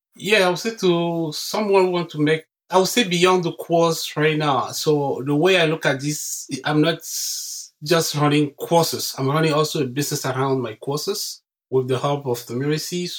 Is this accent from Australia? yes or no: no; Cameroon; English is a second language; moved away as an adult; now in Canada; I was born and raised in Cameroon, and I came to Canada in 2005